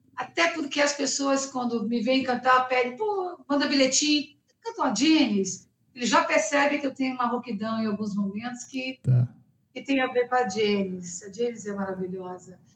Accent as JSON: {"language": "Portuguese", "region": "Rio de Janeiro", "country": "Brazil", "tie": "born or raised there", "also_born_or_lived": "United States", "moved": "yes", "lives_now": "São Paulo, Brazil", "said": "Eu sou carioca, então eu cresci com essa base"}